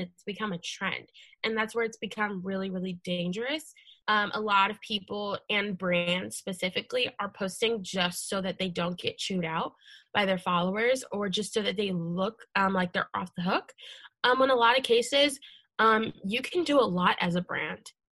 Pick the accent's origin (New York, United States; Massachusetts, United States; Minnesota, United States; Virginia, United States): Virginia, United States; Leesburg; I grew up in in Loudoun County in Leesburg